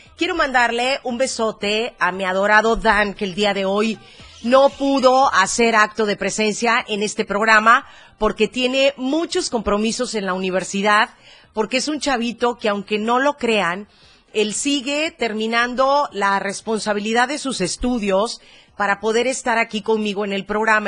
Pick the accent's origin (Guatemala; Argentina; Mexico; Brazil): Mexico; Chiapas; Somos chiapanecos, somos arrechos, somos morenitos